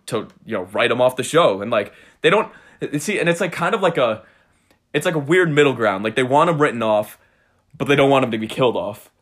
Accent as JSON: {"language": "English", "town": "Cold Spring", "region": "New York", "country": "United States", "said": "I'm from Cold Spring. It's, uh, it's a very small town."}